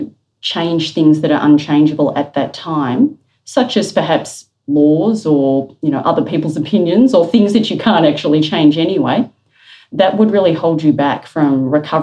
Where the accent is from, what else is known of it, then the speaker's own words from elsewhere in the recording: Melbourne, Victoria, Australia; As a young person growing up in Melbourne, I was living through bushfires quite regularly